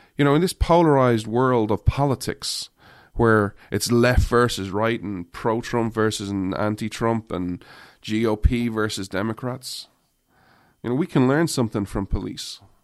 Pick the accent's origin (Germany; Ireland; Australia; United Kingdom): Ireland; moved away; I grew up in Ireland